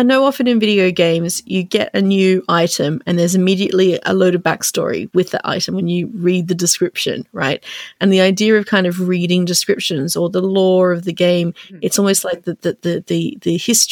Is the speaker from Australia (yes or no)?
yes; Australia; growing up in Australia